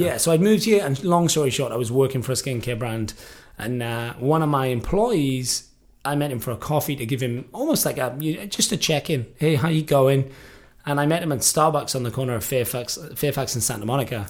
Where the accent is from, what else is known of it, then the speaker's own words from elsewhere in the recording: the Valleys, Wales, United Kingdom; also born or lived in Liverpool, England; now in Los Angeles, United States; I moved to Wales when I was three, three and a half, which is where my mum is from. I grew up in a, a small rural part of Wales, which is known as the Valleys.